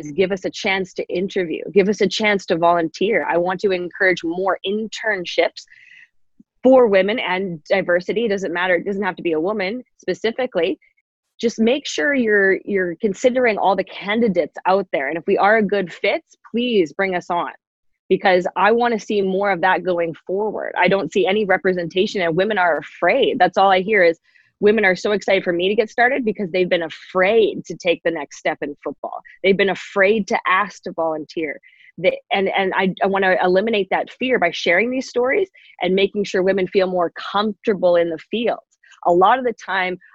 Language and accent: English; Canada; Being Canadian